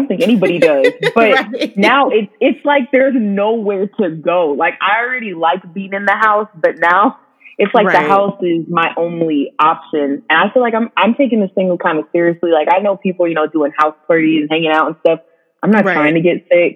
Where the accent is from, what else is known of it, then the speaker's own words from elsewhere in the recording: Ripon, California, United States; moved away as an adult; also born or lived in Reno, Nevada; I grew up in Ripon, California